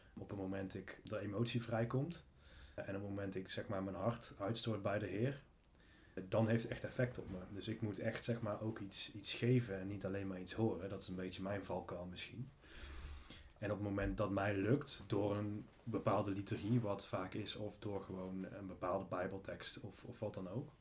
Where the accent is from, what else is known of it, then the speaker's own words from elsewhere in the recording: Valkenswaard, North Brabant, Netherlands; de gemeente waar ik vandaan kom, Evangelische gemeente in Valkenswaard